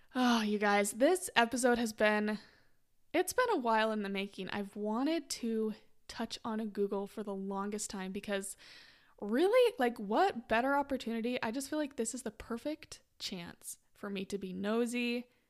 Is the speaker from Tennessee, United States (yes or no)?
no; Utah, United States; moved away; I'm from Utah originally